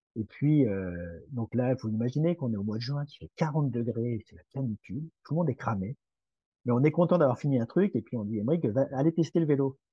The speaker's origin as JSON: {"language": "French", "region": "Brittany", "country": "France", "said": "je suis breton"}